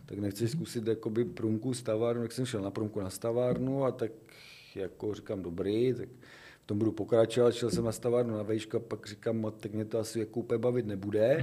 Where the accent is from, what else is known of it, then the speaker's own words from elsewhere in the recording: a village near Brno, South Moravian Region, Czechia; já jsem z dědiny, že jo, původně kousek za Brnem